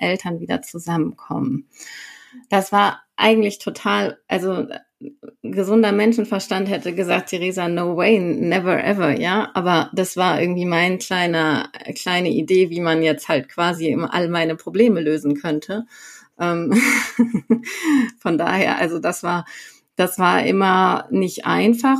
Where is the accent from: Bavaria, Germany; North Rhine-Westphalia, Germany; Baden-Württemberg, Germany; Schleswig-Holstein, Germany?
North Rhine-Westphalia, Germany; Sauerland; moved away as an adult; now in Herrsching am Ammersee, Germany; ich komme ursprünglich aus dem Sauerland, also Nordrhein-Westfalen. Ähm, genau, und komme da eigentlich aus so einem kleinen Ort, Freinol heißt der, nicht besonders bekannt ähm, und äh, bin dort halt quasi aufgewachsen bei meinem Vater